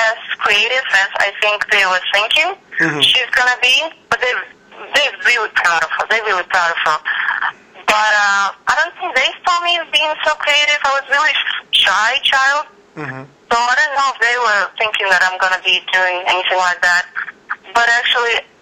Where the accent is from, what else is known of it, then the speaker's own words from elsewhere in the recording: Odesa, Odesa Oblast, Ukraine; moved away as an adult; now in Los Angeles, United States; I'm originally from Odessa, Ukraine. It's a seaport on the Black Sea, and it's where I grew up